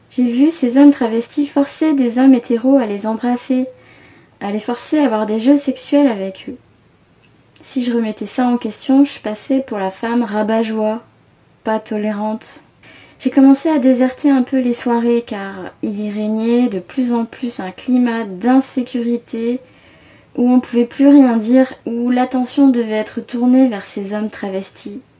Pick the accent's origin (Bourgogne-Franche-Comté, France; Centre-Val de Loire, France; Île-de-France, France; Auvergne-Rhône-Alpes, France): Île-de-France, France; Paris; j'ai 29 ans et je suis parisienne.